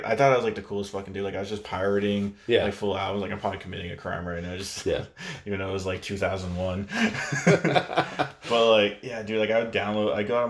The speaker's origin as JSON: {"language": "English", "region": "California", "country": "United States", "tie": "born or raised there", "said": "In Bay Area"}